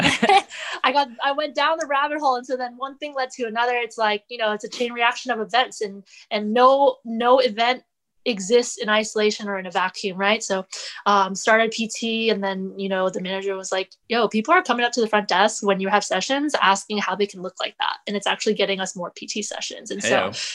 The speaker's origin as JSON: {"language": "English", "town": "Fairfax", "region": "Virginia", "country": "United States", "said": "I'm from a suburban area. I'm from Fairfax."}